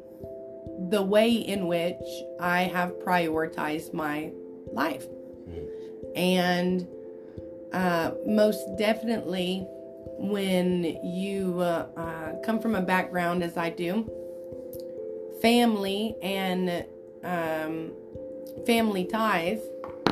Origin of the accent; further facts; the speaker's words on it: Enid, Oklahoma, United States; also born or lived in Ponca City, Oklahoma; I grew up right here in Enid, Oklahoma